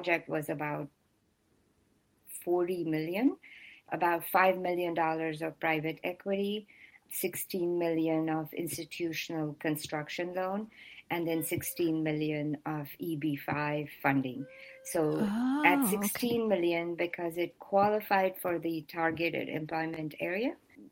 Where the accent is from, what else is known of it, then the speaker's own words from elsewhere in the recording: India; now in United States; I am originally from India